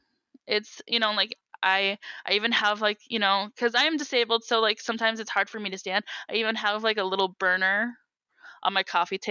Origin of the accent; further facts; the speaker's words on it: Wisconsin, United States; also born or lived in Minnesota; Midwest life, I mean, I was born in Wisconsin, you know, I grew up between both Minnesota and Wisconsin.